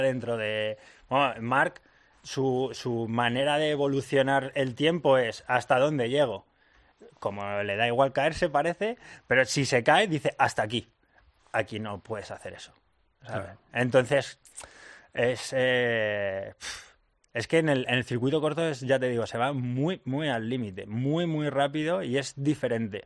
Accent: Madrid, Community of Madrid, Spain; soy de Madrid

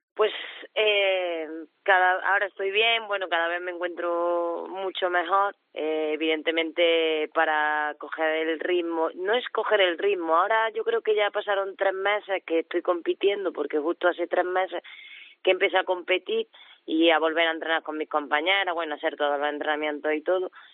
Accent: Córdoba, Andalusia, Spain; now in Ourense, Spain; soy cordobesa

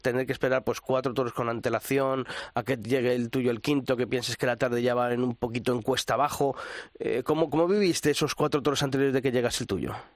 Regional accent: Castile, Spain; soy castellano

